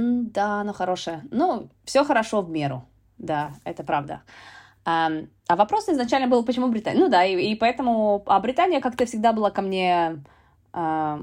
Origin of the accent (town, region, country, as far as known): Murmansk, Murmansk Oblast, Russia; moved away as an adult; also born or lived in United States / United Kingdom; now in London, United Kingdom